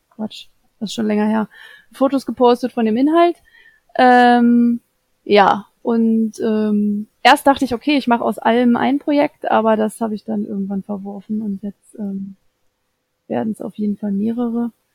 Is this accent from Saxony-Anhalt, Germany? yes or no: yes; Saxony-Anhalt, Germany; moved away; ich komme ja aus ursprünglich aus Sachsen-Anhalt